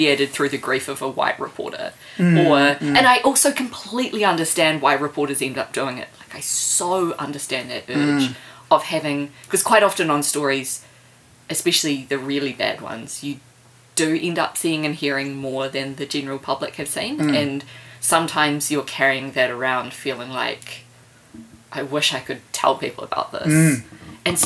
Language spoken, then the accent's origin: English; Auckland, New Zealand; now in Wellington, New Zealand; I grew up in Papakura in Auckland